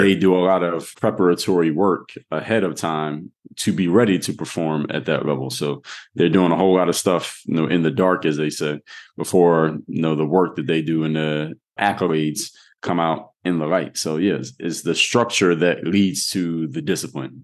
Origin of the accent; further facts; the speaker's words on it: Philadelphia, Pennsylvania, United States; now in Miami, United States; I'm from Mount Airy